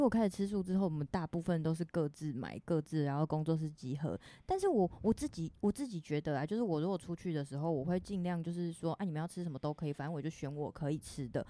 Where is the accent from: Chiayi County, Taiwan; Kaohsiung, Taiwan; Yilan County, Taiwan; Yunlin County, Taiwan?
Kaohsiung, Taiwan; Fengshan; 同样身为凤山人，想要立言介绍一下我们凤山的，我们的家乡